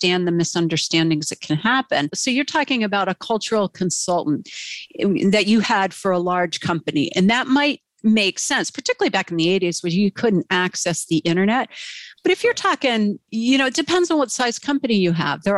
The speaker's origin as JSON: {"language": "English", "country": "United States", "said": "as an American"}